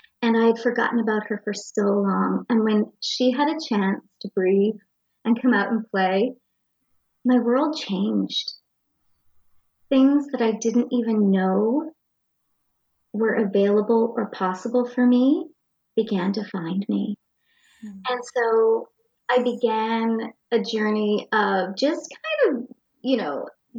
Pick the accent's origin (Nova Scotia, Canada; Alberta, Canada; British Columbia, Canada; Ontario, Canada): Nova Scotia, Canada; I grew up in Jador, a little town in Nova Scotia, just a small town